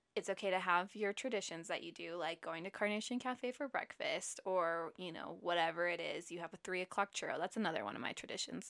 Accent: Utah, United States; I grew up in Utah, and I have lived in Utah basically my whole life

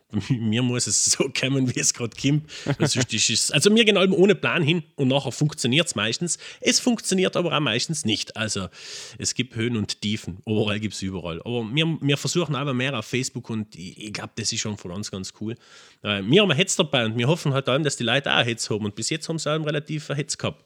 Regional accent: Lana, Trentino-Alto Adige, Italy; Und bin aus Lana, also gebürtiger Lana.

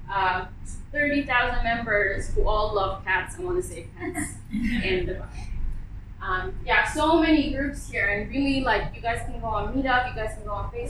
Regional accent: Bangladesh; now in United Arab Emirates; I'm from Bangladesh, and Bangladeshis in general are very communal, uh, well, community oriented.

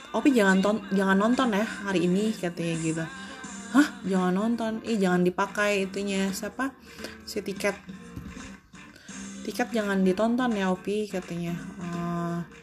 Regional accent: Cianjur, West Java, Indonesia; itu dari kampung aku kebetulan admin juga uh, admin di toko aku kebetulan dari Cianjur

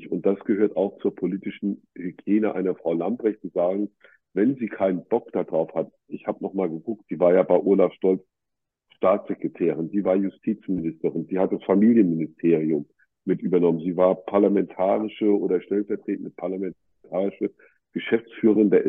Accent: Berlin, Germany; Ich komme ja aus Berlin wegen der Ärmeren.

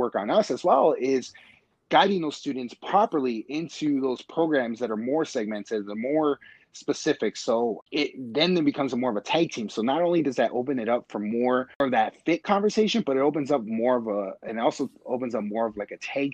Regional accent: Los Angeles, California, United States; now in Milwaukee, United States; I'm originally from Los Angeles.

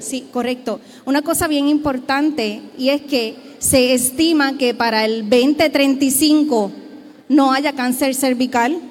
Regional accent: Puerto Rico; Somos un pueblo puertorriqueño

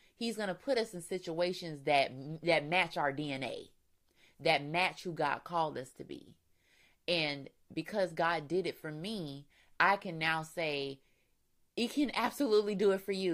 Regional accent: Florida, United States; We're from Florida, so you know, not much season change goes on there.

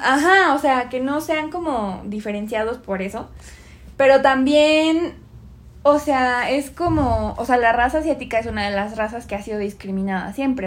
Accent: Mexico; somos de México

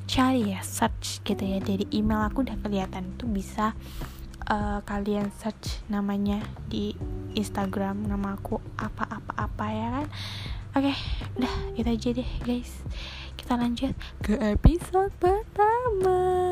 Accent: East Java, Indonesia; accent: medok; kan saya bukan orang Jakarta jadi bukan gak bisa bilang lo gue lo gue ini nggak bisa ini saya asli orang Jawa Timur jadi rada medok ya maafin ya kan ini kan namanya pembawaan lokal

